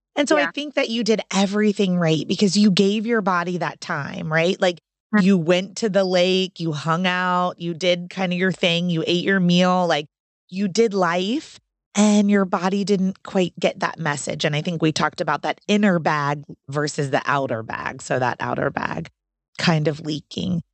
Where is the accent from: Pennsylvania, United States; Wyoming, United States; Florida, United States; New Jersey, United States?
Florida, United States; Orlando; now in North Carolina, United States; I'm from Orlando. And so I know a lot of doulas and birth coaches in Orlando